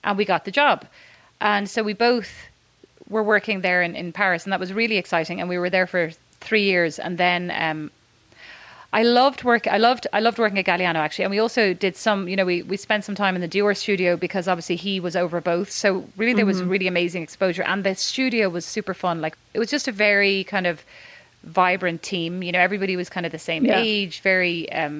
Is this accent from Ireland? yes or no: yes; Ireland; moved away; also born or lived in Dallas, Texas; As an Irish person